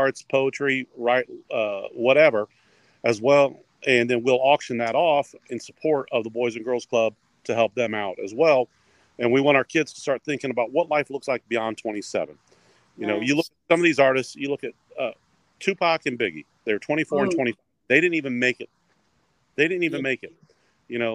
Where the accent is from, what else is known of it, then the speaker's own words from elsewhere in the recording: Springfield, United States; growing up in Springfield